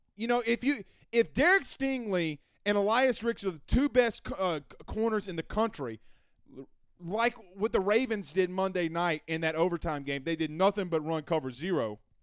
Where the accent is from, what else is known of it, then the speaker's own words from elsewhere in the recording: Louisiana, United States; I'm from Louisiana